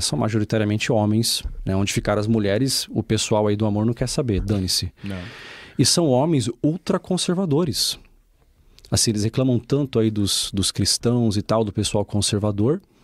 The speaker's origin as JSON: {"language": "Portuguese", "country": "Brazil", "accent": "Brazilian", "moved": "yes", "lives_now": "Portugal", "said": "eu tenho um sotaque brasileiro"}